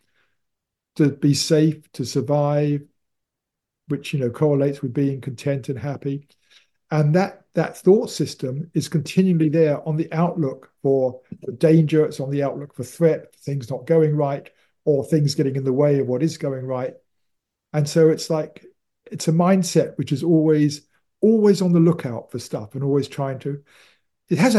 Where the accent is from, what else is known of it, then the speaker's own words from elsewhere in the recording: United Kingdom; I am British